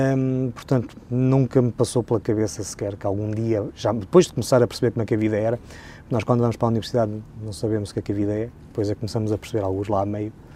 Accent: Pinhão, Norte, Portugal; Eu nasci no Pinhão, segundo a minha identidade

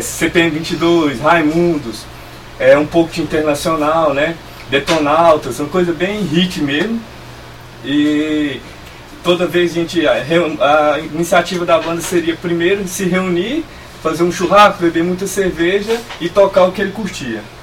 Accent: Luziânia, Goiás, Brazil; nós somos de Lusiânia, né? Goiás.

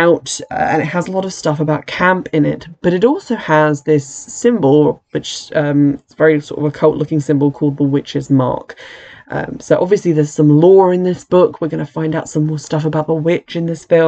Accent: United Kingdom; as a British person

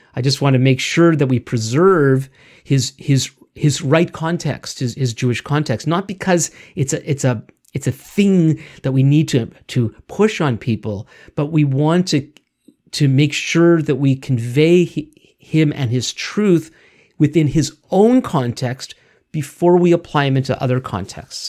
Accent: Montreal, Quebec, Canada; we both grew up in the city of, of Montreal

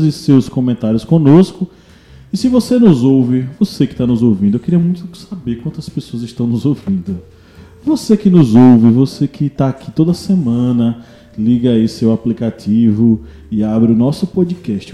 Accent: Brazil

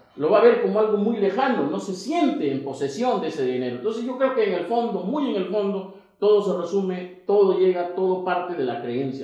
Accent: Piura, Peru; yo soy de Piura

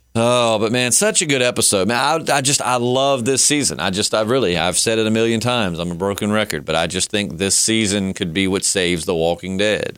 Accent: the South, Virginia, United States; because we're from the South and we know they're in Virginia, which is where we're located

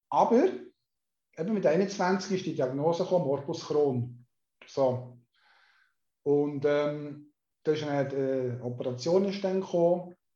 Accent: Solothurn, Switzerland; born there; ich bin in Solothurn geboren, 1965, das heisst, ich bin 56, heute 57.

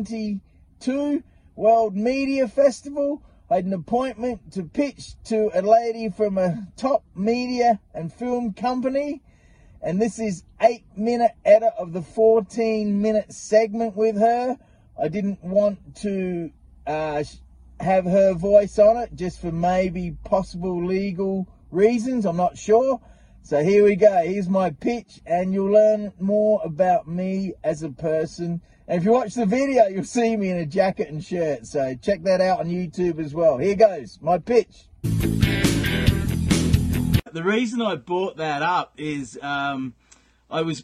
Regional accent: South Australia, Australia; moved away as an adult; now in Edmonton, Canada; I've been in Canada since 1998. I'm from South Australia

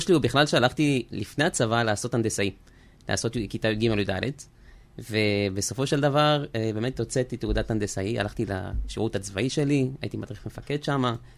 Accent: Israel; also born or lived in France; נולדתי בצרפת ובגיל עשר עליתי ארצה עם המשפחה

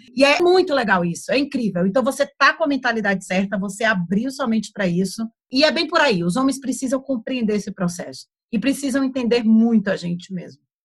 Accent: Brazil; moved away as an adult; now in Portugal; eu cresci na praia lá no Brasil.

